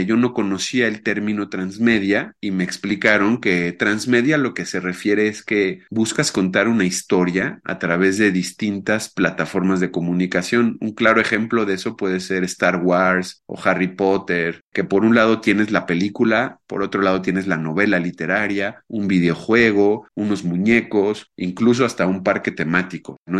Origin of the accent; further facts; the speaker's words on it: Mexico City, Mexico; now in Querétaro, Mexico; yo actualmente vivo en Querétaro, aunque nací en la Ciudad de México